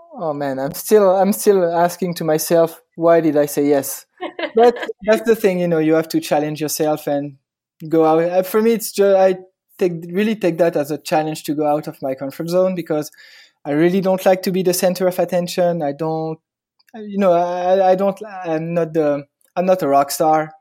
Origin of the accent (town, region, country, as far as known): Paris, Île-de-France, France; born or raised there; accent: French; English is a second language; now in Hoboken, United States